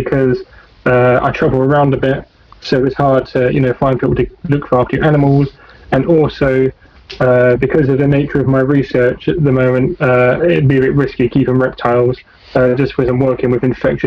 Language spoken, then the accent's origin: English; Essex, East of England, United Kingdom; moved away; also born or lived in Kent / Norfolk; I'm from Essex.